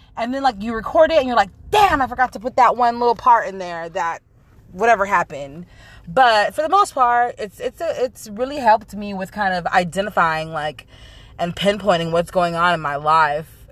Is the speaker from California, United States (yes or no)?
yes; Central Valley, California, United States; moved away; I'm originally from California, the Central Valley